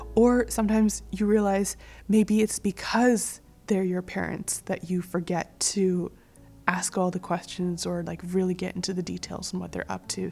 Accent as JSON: {"language": "English", "town": "Calgary", "region": "Alberta", "country": "Canada", "tie": "born or raised there", "moved": "yes", "said": "Calgary, which is my hometown"}